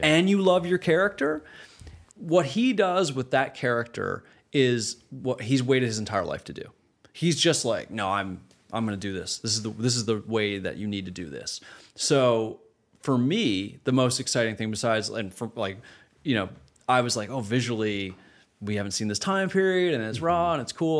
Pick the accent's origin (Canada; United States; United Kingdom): Canada; moved away as an adult; growing up in Canada, starting my career in Canada